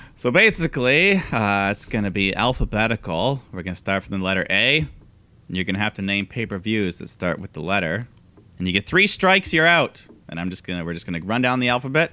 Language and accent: English; Canada; our culture as a Canadian nation